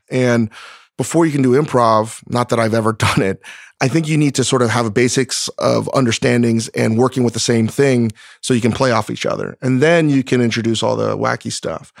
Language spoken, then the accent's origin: English; East Coast, United States; now in Los Angeles, United States; someone from the East Coast. I'm not a Californian